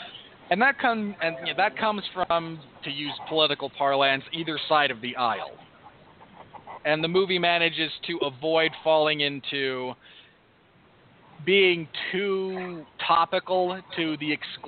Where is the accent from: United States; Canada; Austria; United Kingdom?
United Kingdom; England; the fact that I never had to live through Thatcherism as an Englishman, or a lot of Thatcherism in general, given that I was born in 1985